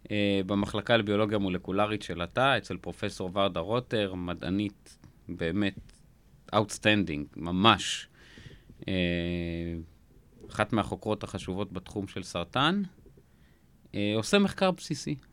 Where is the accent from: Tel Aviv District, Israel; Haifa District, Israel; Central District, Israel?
Tel Aviv District, Israel; Jaffa; אני גדלתי ביפו, בן למשפחה מאוד מאוד ענייה.